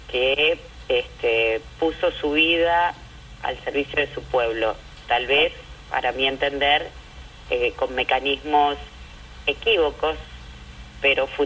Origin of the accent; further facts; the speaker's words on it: Argentina; born there; yo nací en la democracia, en la Argentina